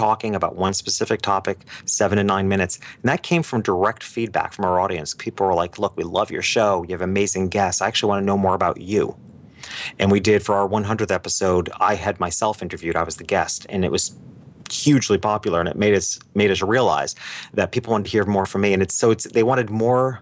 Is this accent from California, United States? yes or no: no; New York City, New York, United States; moved away as an adult; now in Miami Beach, United States; being a New Yorker and having lived there my whole life in New York City and the surrounding areas